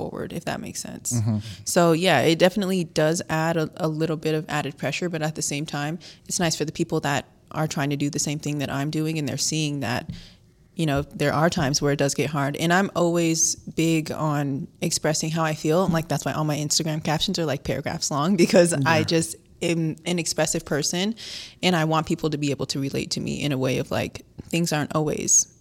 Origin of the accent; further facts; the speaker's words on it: Las Vegas, Nevada, United States; I'm born and raised in Las Vegas.